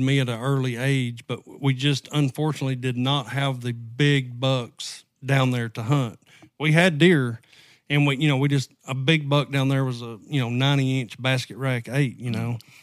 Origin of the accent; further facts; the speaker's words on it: Southwest Arkansas, United States; accent: southern draw; moved away; I'm originally from Southwest Arkansas